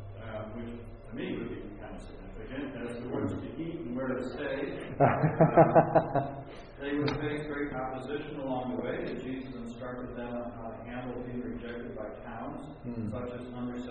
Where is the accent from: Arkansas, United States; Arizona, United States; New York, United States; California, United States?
California, United States; So the stories we hear about Oregon is from California. So either they don't know we're from California